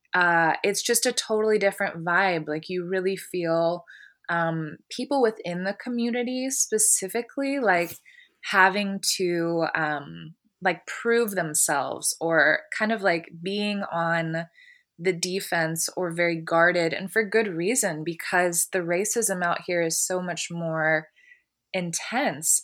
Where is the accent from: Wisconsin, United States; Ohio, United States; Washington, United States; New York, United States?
Ohio, United States; Columbus; also born or lived in California; now in Portland, United States; I'm from Columbus, and when I lived there, I actually was surrounded by, uh, a lot of black people